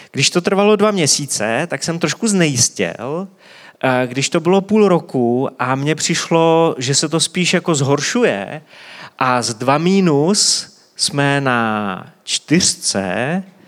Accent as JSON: {"language": "Czech", "country": "Czechia", "said": "my jako Češi to známe hodně intenzivně"}